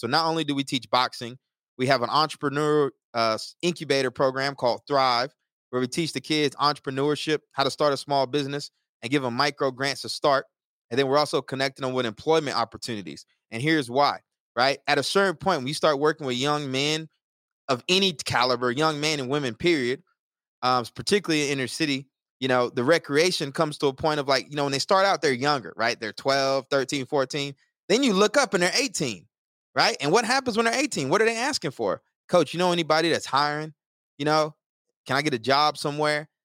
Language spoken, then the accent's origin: English; Texas, United States; now in Newark, United States; I'm definitely a Texan at heart.